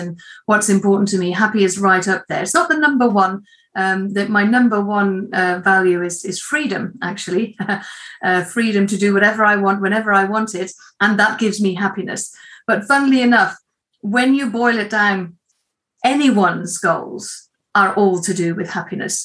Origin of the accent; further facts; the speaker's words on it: Netherlands; moved away; I am from Holland, or the Netherlands, originally, but I've been here a long time now.